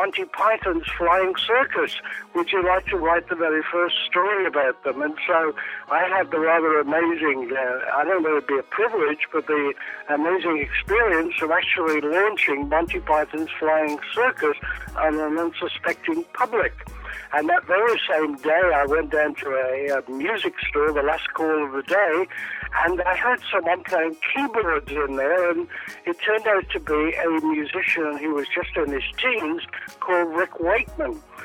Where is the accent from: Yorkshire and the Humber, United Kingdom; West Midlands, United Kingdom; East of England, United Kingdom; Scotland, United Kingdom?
West Midlands, United Kingdom; Birmingham; moved away; also born or lived in London; So I was raised in England, and my dad finally became a pastor in the city of Birmingham in England, and I was raised there